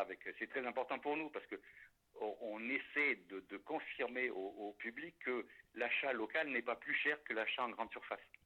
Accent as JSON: {"language": "French", "town": "La Sauve-Majeure", "region": "Nouvelle-Aquitaine", "country": "France", "tie": "born or raised there", "also_born_or_lived": "Paris", "moved": "as an adult", "said": "je, suis natif de la Sauve Majeure"}